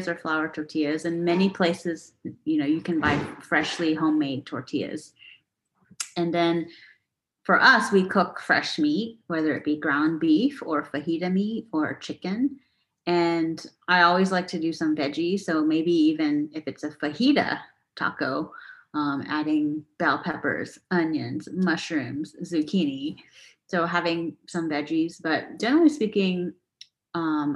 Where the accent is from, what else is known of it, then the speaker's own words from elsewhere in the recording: Houston, Texas, United States; moved away as an adult; also born or lived in San Francisco; I actually grew up eating more authentic Mexican food because I grew up in Houston